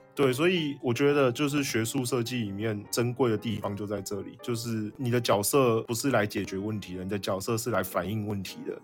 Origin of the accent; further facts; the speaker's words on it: Taoyuan, Taiwan; 我桃园人啊